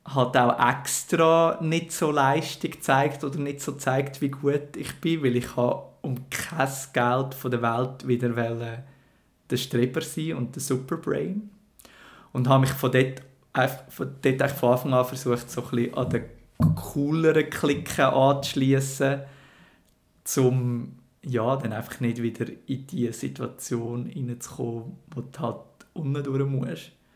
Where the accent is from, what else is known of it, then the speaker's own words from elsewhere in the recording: Schwyz, Switzerland; bin ohne Internet dazu aufgewachsen und im Kanton Schweiz